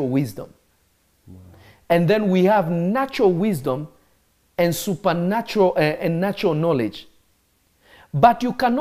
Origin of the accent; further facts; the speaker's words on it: Kenya; I grew up in Kenya. I'm not Kenyan, but I grew up in Kenya